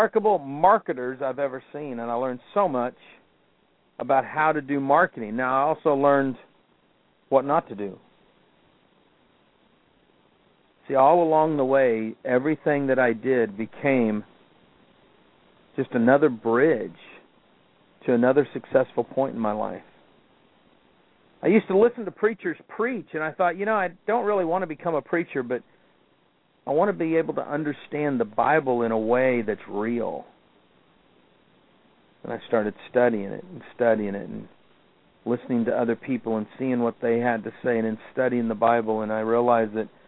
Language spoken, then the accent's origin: English; Kansas City, United States; I grew up in Kansas City